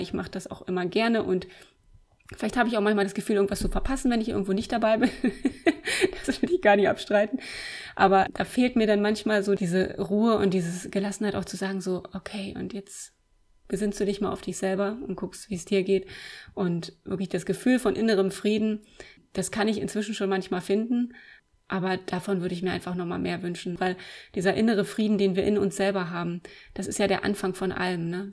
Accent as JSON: {"language": "German", "town": "Eisenhüttenstadt", "region": "Brandenburg", "country": "Germany", "tie": "born or raised there", "said": "ich bin 1979 geboren in Eisenhüttenstadt. Das ist ganz im Osten der Republik an der polnischen Grenze. Die erste sozialistische Stadt. Bin also in der DDR aufgewachsen."}